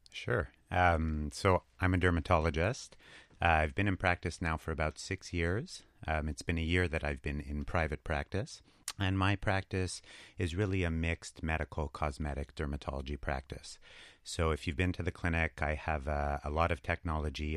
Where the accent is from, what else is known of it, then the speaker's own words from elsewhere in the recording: Montreal, Quebec, Canada; We, I think we're both from Montreal originally.